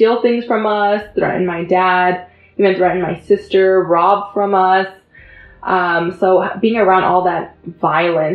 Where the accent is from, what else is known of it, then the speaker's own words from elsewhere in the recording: San Jose, California, United States; I grew up in San Jose, California